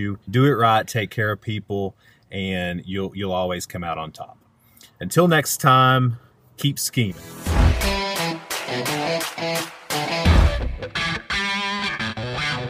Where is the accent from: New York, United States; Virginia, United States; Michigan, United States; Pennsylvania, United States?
Virginia, United States; Southwest; I'm from Southwest Virginia